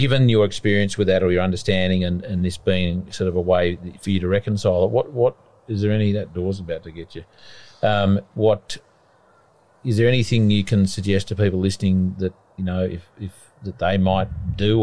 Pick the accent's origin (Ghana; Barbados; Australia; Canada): Australia; Burra, New South Wales; I'm from Burra.